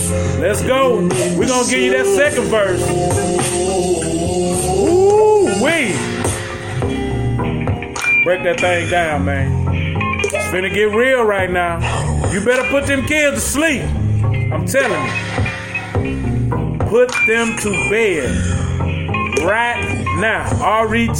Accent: Houston, Texas, United States; Just to let y'all know, we are from Houston, Texas, man.

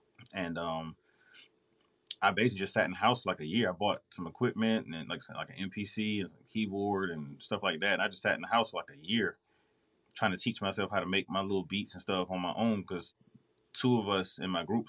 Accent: Raleigh, North Carolina, United States; Originally Raleigh, North Carolina, all day.

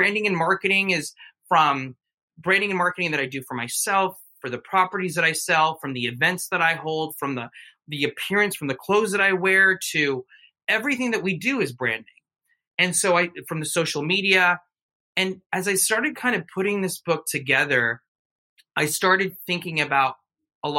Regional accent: United States; I was born in the United States, but my mom and dad are from Mexico.

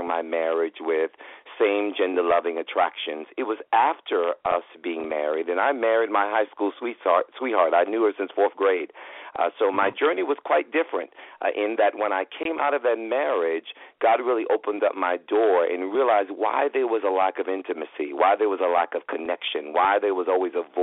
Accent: New York City, New York, United States; starting in New York City, you know, and growing up in New York

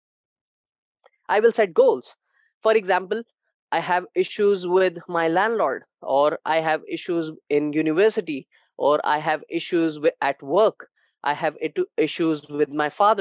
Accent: India; I'm from India

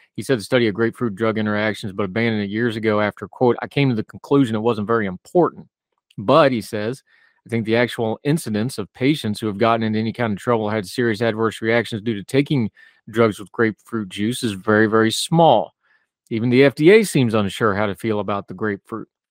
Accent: West Virginia, United States; back to my home area, the town right next to my hometown

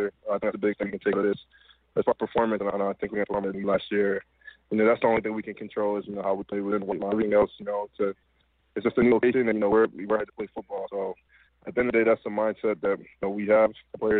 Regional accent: Washington, District of Columbia, United States; moved away as an adult; also born or lived in Atlanta, Georgia; now in Los Angeles, United States

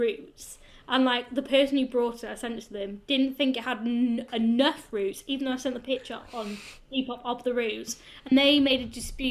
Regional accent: Welsh, Wales, United Kingdom; I love being Welsh

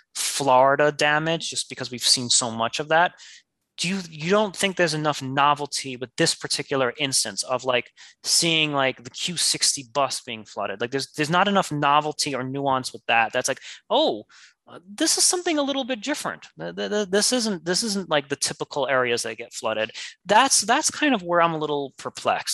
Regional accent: New York City, New York, United States; as a New Yorker

